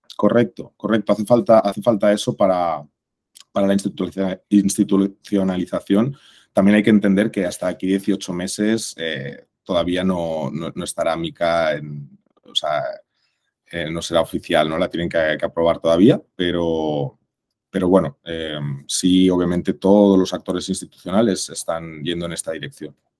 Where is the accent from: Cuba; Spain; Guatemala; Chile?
Spain; Barcelona, Catalonia; moved away as an adult; also born or lived in Mexico; soy español, de aquí de Barcelona